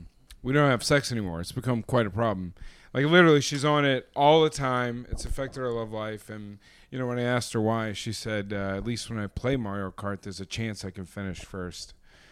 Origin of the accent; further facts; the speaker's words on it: United Kingdom; I'm British.